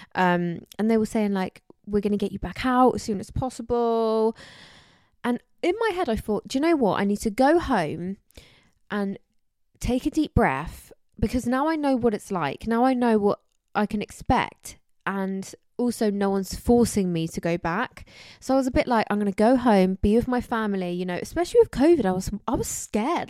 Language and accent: English; Somerset, South West England, United Kingdom; I'm from, um, Somerset